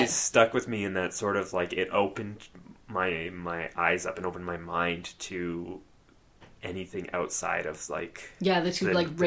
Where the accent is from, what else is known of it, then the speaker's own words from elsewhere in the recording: Australia; when I was a kid growing up in Australia